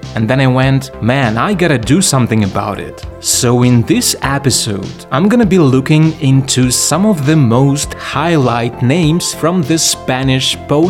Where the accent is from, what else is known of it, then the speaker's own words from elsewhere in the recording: Lviv, Lviv Oblast, Ukraine; my hometown, Lviv.